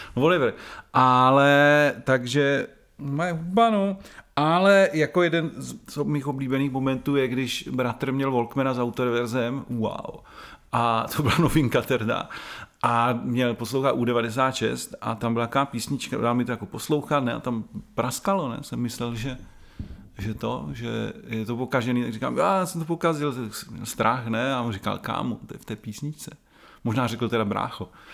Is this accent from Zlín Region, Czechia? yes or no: no; Brno, South Moravian Region, Czechia; Já jsem rodilej Brňák